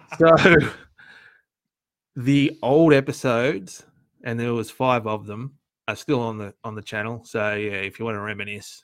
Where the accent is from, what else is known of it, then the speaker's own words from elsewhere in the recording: Australia; we're both Australian